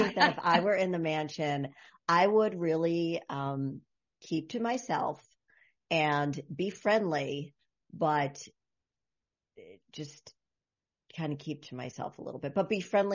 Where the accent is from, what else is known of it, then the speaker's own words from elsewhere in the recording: Connecticut, United States; I'm from Connecticut